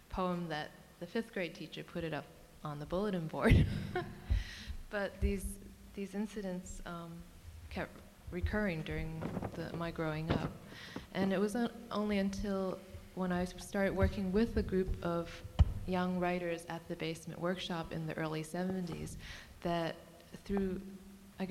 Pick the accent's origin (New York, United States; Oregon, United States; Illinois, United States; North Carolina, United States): New York, United States; first language Cantonese; English is a second language; growing up where I grew up in East Elmhurst